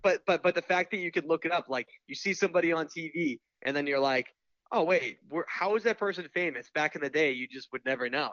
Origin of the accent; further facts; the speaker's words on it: Boston, Massachusetts, United States; I'm from Boston